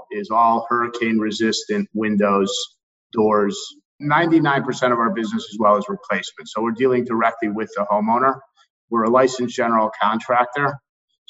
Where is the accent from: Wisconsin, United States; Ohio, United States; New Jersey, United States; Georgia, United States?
Ohio, United States; moved away as an adult; also born or lived in Cleveland, Ohio; now in Florida, United States; I'm originally from Ohio